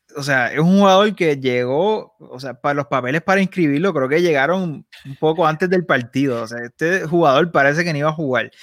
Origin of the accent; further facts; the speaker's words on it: Puerto Rico; also born or lived in Barcelona; en Puerto Rico nosotros somos puertorriqueños